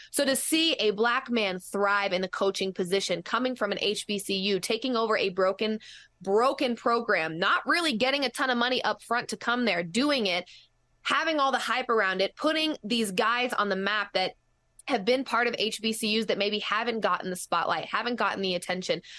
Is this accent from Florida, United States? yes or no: no; Colorado, United States; I am born and raised in Colorado